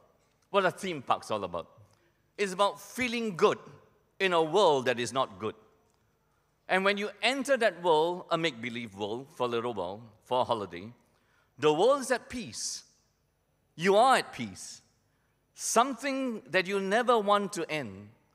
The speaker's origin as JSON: {"language": "English", "country": "Malaysia", "tie": "born or raised there", "said": "black and white television that I grew up with in Malaysia, my family was too poor to have a television set."}